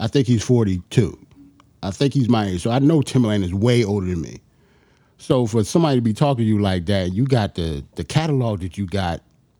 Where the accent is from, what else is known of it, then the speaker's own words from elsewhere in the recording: New York, United States; I'm from New York.